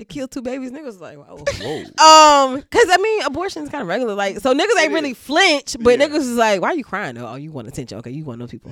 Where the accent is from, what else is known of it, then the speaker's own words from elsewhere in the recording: Norfolk, Virginia, United States; I'm from Norfolk.